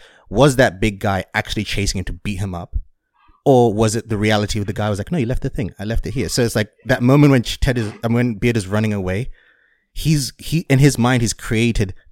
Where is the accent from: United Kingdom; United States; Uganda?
United Kingdom; England; as someone who grew up in England and been around a lot of Irish people